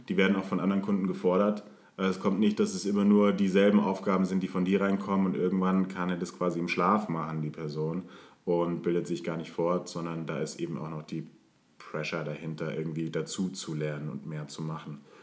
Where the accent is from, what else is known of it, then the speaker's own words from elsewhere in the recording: Munich, Bavaria, Germany; moved away as an adult; geboren in München